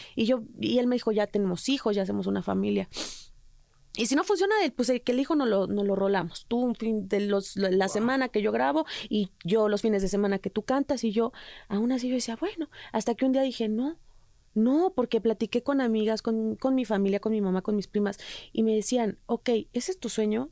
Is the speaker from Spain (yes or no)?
no; Mexico; moved away; soy mexicana